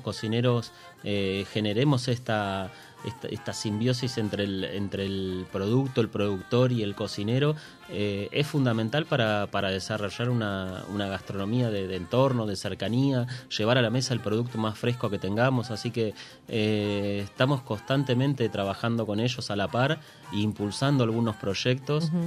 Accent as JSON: {"language": "Spanish", "town": "Comodoro Rivadavia", "region": "Chubut", "country": "Argentina", "tie": "born or raised there", "said": "los que nacimos en Comodoro y nos criamos"}